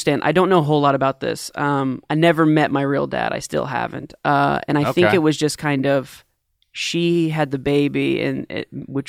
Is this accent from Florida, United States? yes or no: yes; Daytona, Florida, United States; born there; I was born in Daytona, Florida.